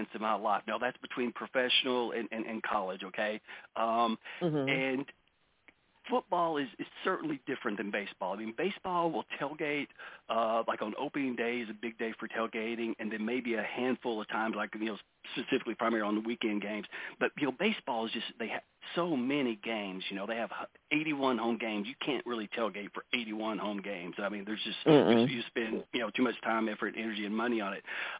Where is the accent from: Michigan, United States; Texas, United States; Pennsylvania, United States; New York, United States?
Texas, United States; Dallas; I'm from Dallas